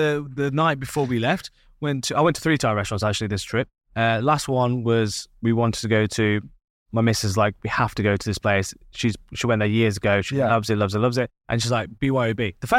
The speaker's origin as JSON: {"language": "English", "country": "United Kingdom", "said": "Being British, we like to have a drink with our food."}